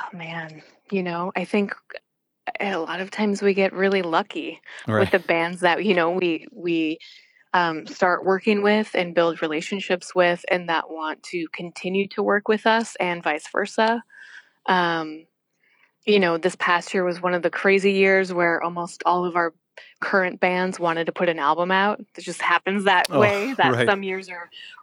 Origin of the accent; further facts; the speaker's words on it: Wisconsin, United States; moved away; So I grew up in Wisconsin